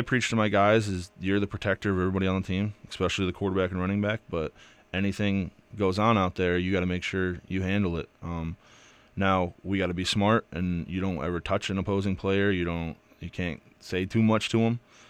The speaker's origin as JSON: {"language": "English", "region": "New York", "country": "United States", "tie": "born or raised there", "said": "But I grew up in the Finger Lakes area of New York, very close to Western New York."}